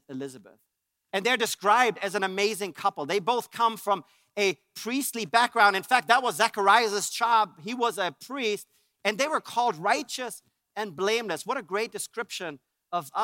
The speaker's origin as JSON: {"language": "English", "country": "Germany", "moved": "yes", "said": "I'm from Germany. And in Germany, we had our own little Christmas traditions"}